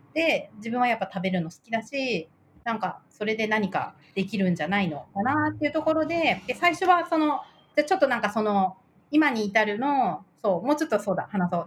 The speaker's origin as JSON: {"language": "Japanese", "region": "Tokyo", "country": "Japan", "tie": "born or raised there", "also_born_or_lived": "France", "moved": "as an adult", "lives_now": "Niigata, Japan", "said": "東京、父は東京なんで、ずっと東京で生まれ育って"}